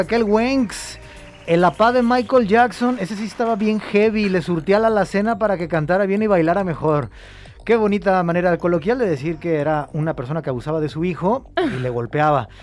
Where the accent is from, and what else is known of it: Mexico